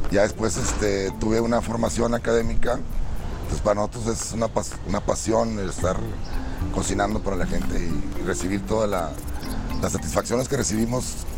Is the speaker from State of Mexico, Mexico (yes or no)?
no; Monterrey, Nuevo León, Mexico; vengo de Monterrey, Nuevo León, del restaurante Mata de Chile.